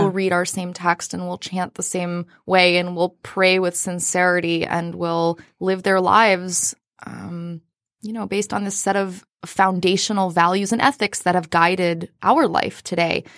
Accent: Austin, Texas, United States; now in Metro Detroit, United States; I hail from Austin, Texas

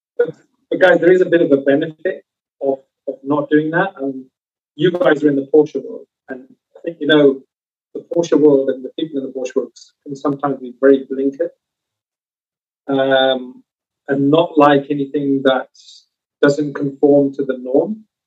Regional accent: United Kingdom; now in Southern California, United States; As a Brit, guys, being here um, we've got car culture back home

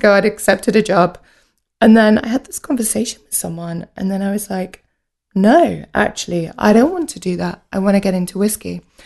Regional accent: United Kingdom; also born or lived in Edinburgh; I grew up just outside of London

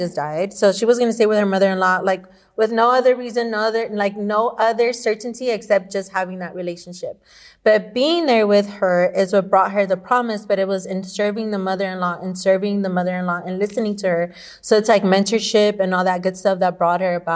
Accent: El Salvador; moved away; I grew up in El Salvador where, you know, I was grandma's baby

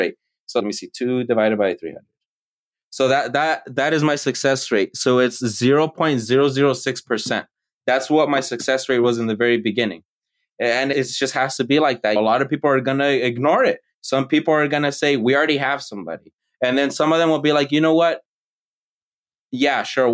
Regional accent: United States; I'm the American born child

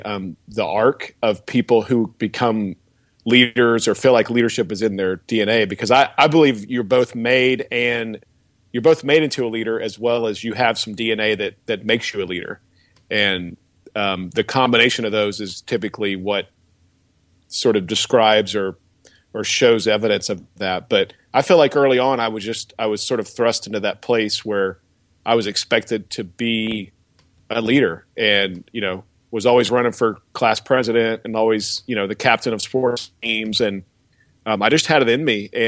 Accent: Bristow, Oklahoma, United States; I grew up in just outside of Tulsa in a little town called Bristow

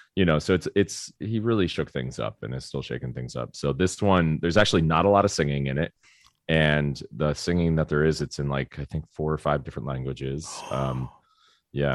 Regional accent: Florida, United States; I grew up in Florida

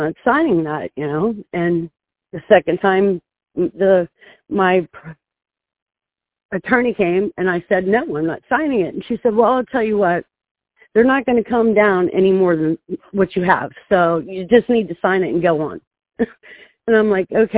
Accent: Ohio, United States; I'm from Ohio

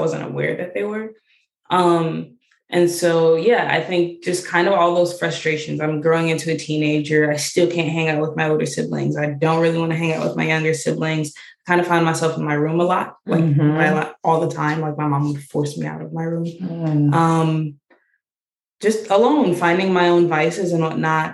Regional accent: Georgia, United States; now in Ohio, United States; I grew up in Georgia, actually. So it was a lot different from like the Ohio area.

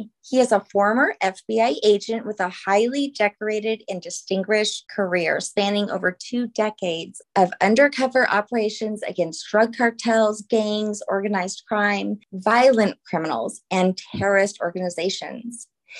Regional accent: New Orleans, Louisiana, United States; I'm from a Catholic family as well and learned how to do the rosary with my momma. We have momas in Louisiana. I'm from New Orleans.

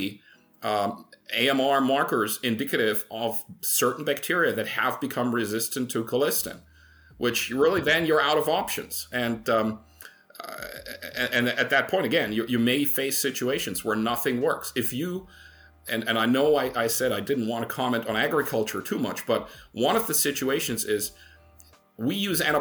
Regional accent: Germany; moved away; I come from Germany originally

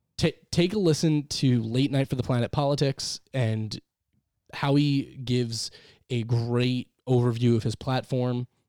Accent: New York, United States; we are from New York

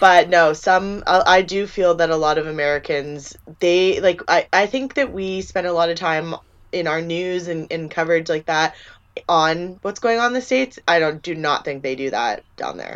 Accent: Canada

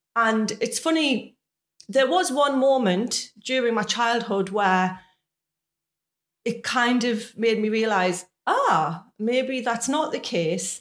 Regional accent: Sunderland, North East England, United Kingdom; moved away as an adult; now in Maidenhead, United Kingdom; So I'm originally from Sunderland, which is a city not far from Newcastle.

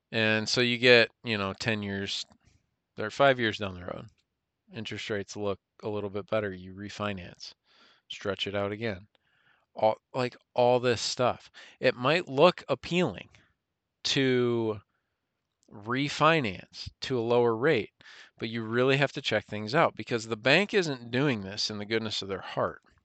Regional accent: United States; we as American citizens

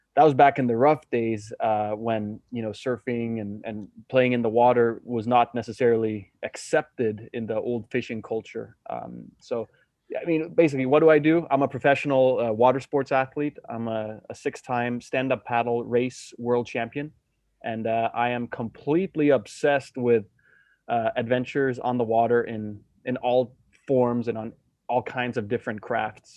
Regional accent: Denmark; I'm born and raised in Denmark, where um, I grew up as a kid on the west coast of Jutland

